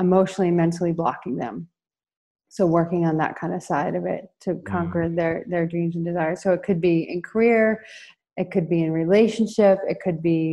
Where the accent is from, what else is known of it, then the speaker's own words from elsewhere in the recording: Colorado, United States; moved away as an adult; now in Rio de Janeiro, Brazil; I'm coming to you from Rio de Janeiro, Brazil, but I'm from the United States, from Colorado.